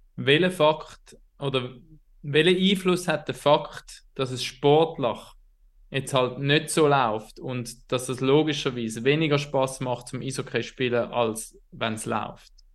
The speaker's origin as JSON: {"language": "German", "town": "Herisau", "region": "Appenzell Ausserrhoden", "country": "Switzerland", "tie": "born or raised there", "said": "auch meine Heimatstadt, wo ich aufgewachsen bin"}